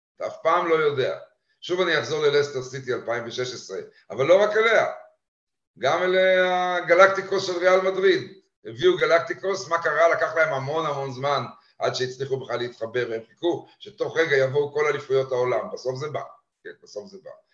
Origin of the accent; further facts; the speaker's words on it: Haifa, Haifa District, Israel; moved away as an adult; also born or lived in London; גדלתי בחיפה ולמדתי בבית ספר הריאלי